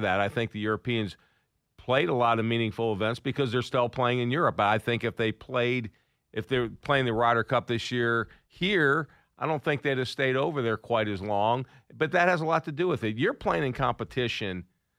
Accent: the North, United States; moved away; also born or lived in the US South; you and I grew up in the North.

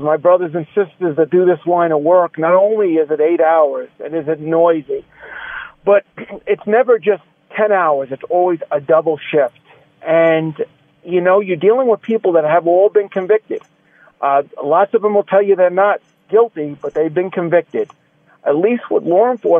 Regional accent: New York City, New York, United States; as a kid growing up in New York.

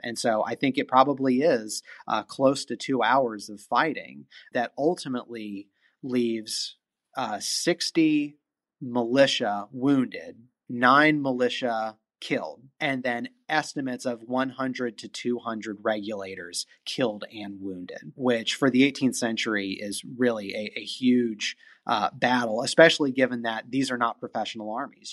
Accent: California, United States; now in North Carolina, United States; I grew up in California

